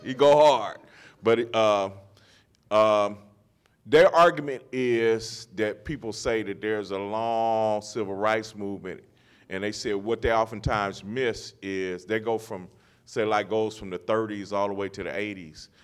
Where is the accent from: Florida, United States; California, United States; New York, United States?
California, United States; Los Angeles; moved away; growing up in Los Angeles